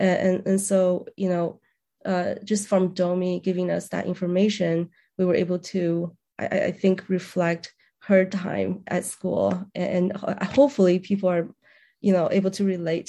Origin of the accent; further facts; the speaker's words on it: Beijing, China; also born or lived in New Mexico; now in Indiana, United States; So I was from Beijing, China, and then I immigrated to New Mexico and lived there for about 5 years. And then I came over to Indiana.